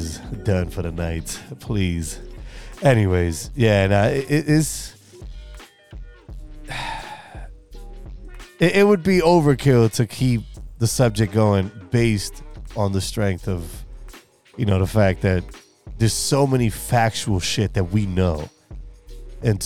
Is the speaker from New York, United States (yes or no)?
yes; New York, United States; I'm from the East Coast and I come from the true melting pot of America, which is New York